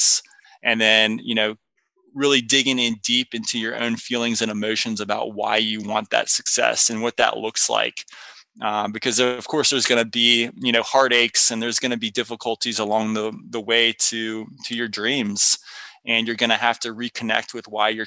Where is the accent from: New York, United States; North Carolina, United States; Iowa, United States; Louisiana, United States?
North Carolina, United States; I grew up in North Carolina